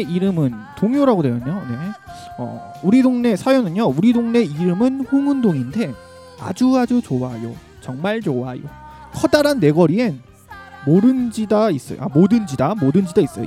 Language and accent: Korean; Seoul, South Korea; 어렸을 때부터 여기